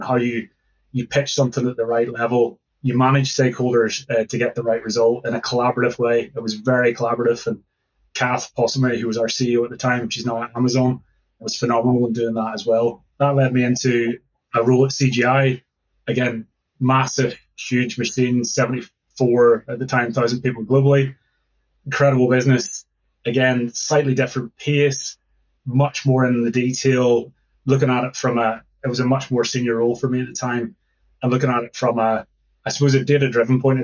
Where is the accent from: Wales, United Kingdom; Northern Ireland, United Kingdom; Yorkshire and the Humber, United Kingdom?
Northern Ireland, United Kingdom; now in Glasgow, United Kingdom; I'm from Northern Ireland originally.